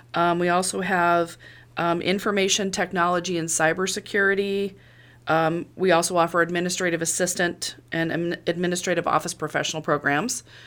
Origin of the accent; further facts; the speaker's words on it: Monmouth, Illinois, United States; I am from Monmouth, born and raised